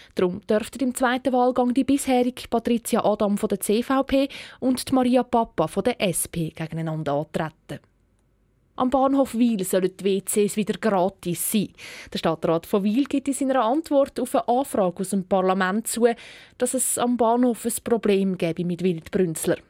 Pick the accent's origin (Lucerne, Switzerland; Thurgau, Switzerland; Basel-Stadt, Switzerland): Thurgau, Switzerland; bei uns im Thurgau